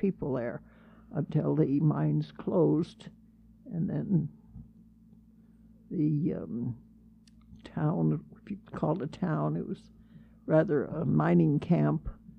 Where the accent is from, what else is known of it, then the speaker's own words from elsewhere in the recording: Spring Gulch, Colorado, United States; I grew up in Spring Gulch, and of course it was a coal mining town, and we had many people coming in from different parts of the world, the Italians, the Greeks, the Austrians